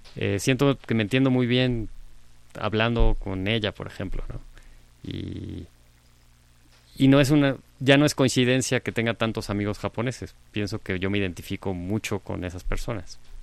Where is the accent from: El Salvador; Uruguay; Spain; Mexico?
Mexico; todos sabemos que somos mexicanos, porque está en nuestra acta de nacimiento, no sé, por haber nacido en este territorio